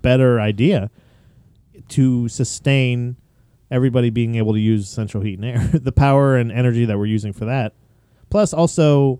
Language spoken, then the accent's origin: English; Florida, United States; moved away; I grew up in Florida where everything was central heat and air.